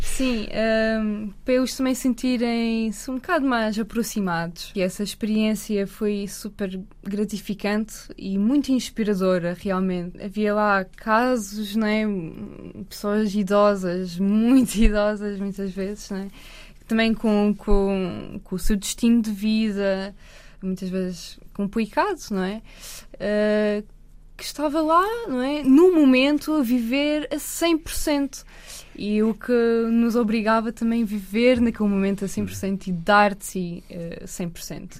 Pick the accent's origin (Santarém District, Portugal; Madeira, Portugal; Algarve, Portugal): Madeira, Portugal; moved away as an adult; also born or lived in Ukraine; now in Lisbon, Portugal; Eu venho da Ucrânia, nasci lá, e com 3 anos eu mudei-me para Madeira.